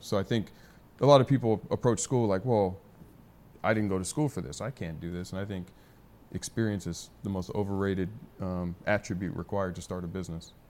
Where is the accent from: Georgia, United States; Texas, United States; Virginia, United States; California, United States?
California, United States; San Diego; also born or lived in Arizona; San Diego, Scripps Ranch for, uh, high school. And family's been here, been here born and raised